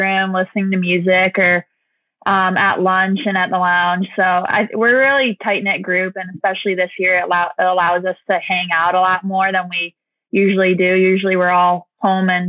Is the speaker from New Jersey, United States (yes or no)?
no; Detroit, Michigan, United States; I am from Detroit, Michigan